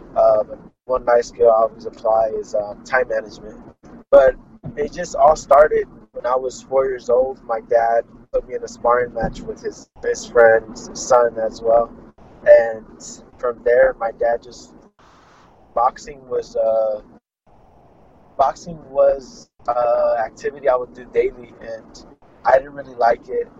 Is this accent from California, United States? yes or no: yes; Fresno, California, United States; I'm from Fresno, California, um, United States of America. Uh, my dad was an amateur boxer himself, and he opened up his own boxing gym. And I grew up in the boxing gym